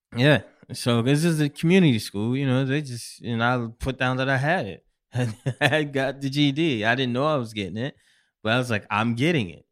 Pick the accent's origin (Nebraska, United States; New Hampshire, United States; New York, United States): New York, United States; Syracuse; now in New York City, United States; I'm originally from Syracuse, New York